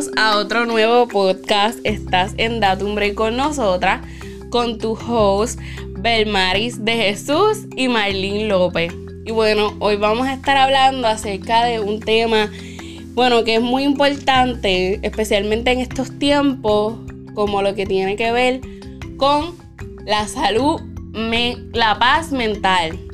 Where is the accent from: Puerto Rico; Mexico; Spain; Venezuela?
Puerto Rico; Yo también soy de Puerto Rico